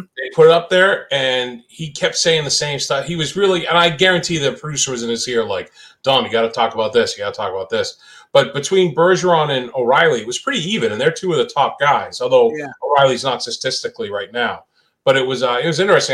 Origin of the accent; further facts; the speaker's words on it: New England, United States; growing up in New England